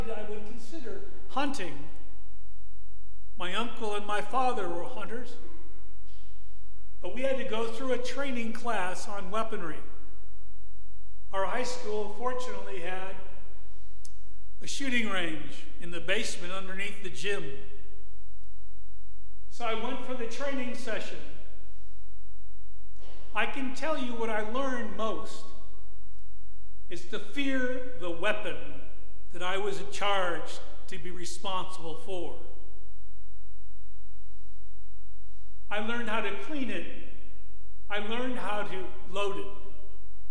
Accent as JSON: {"language": "English", "town": "Buffalo", "region": "New York", "country": "United States", "tie": "born or raised there", "said": "I was born and raised in the Buffalo area. I was born at St. Francis Hospital in Buffalo."}